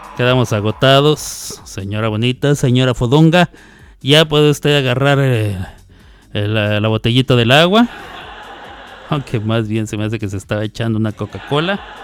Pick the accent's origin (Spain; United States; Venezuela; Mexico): Mexico; northern Mexico; como buen norteño, tortilla de harina